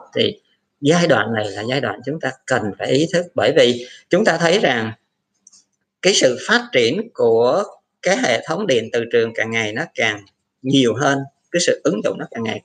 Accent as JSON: {"language": "Vietnamese", "country": "Vietnam", "said": "người Việt Nam mình"}